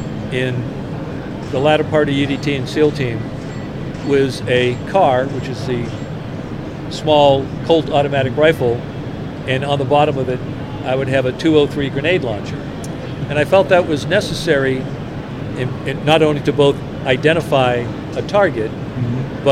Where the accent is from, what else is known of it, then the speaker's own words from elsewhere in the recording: Roxbury, Massachusetts, United States; also born or lived in Braintree; Well, I was born in Boston, raised in Roxbury and Braintree. And the reason that I don't have a Boston accent is because when I went to boot camp